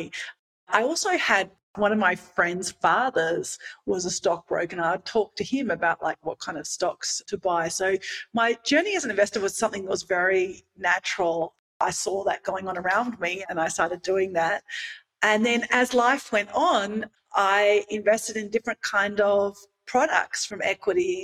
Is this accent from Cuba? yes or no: no; Australia; now in Mexico; I grew up in Australia